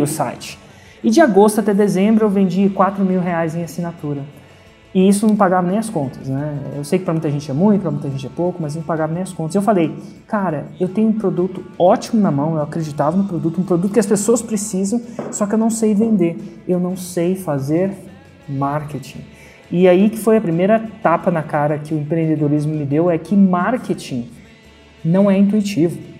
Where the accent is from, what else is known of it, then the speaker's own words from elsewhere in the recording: Brasília, Federal District, Brazil; moved away; also born or lived in São Carlos, São Paulo / Germany; nasci em Brasília